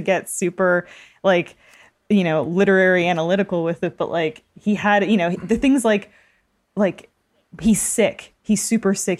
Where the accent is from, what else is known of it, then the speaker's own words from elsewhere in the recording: Toronto, Ontario, Canada; I'm from Toronto